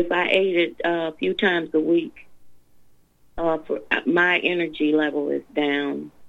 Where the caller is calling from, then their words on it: Tennessee, United States; I'm {S7} … from Tennessee, the one that did the discovery se- session with you two weeks ago.